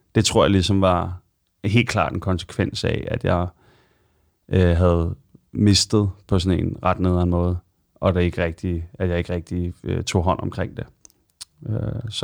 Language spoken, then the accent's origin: Danish; Copenhagen, Capital Region of Denmark, Denmark; also born or lived in London; jeg er født og opvokset i Sydhavn, og har boet i København øh, hele mit liv, bortset fra et år, hvor jeg øh, boede i London.